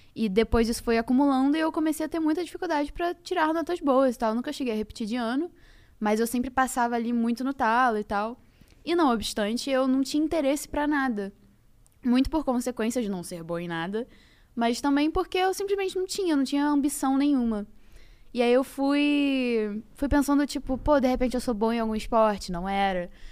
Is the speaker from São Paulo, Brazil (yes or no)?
no; Rio de Janeiro, Brazil; also born or lived in Niterói / Barra da Tijuca; eu nasci em Niterói, literalmente nasci em Niterói, depois peguei o carro e fui pra Ilha do Governador e morei lá por muitos anos, fui, passei minha infância